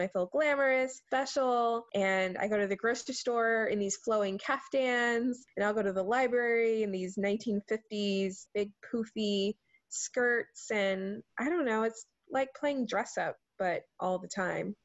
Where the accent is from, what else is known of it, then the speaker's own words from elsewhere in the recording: Charleston, South Carolina, United States; accent: southern; now in Seattle, United States; the food that I grew up eating in Charleston, South Carolina